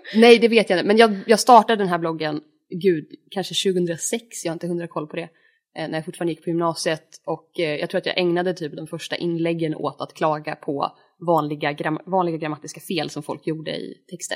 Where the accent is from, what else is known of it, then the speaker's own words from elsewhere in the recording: Norrland, Sweden; Jag är uppvuxen i Norrland